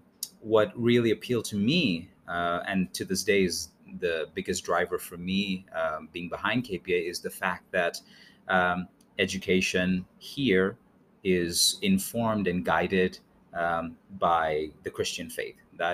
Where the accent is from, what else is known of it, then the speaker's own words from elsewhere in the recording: India; also born or lived in England / Mexico City; now in United States; But I'm originally from India, by mm-hmm. way of England, and now we're settled here in the U.S.